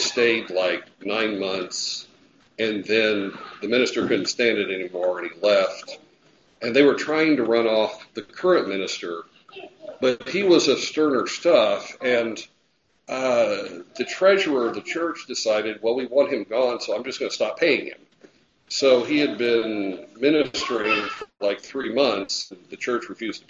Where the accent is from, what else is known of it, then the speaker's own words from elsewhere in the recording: United States; We are Americans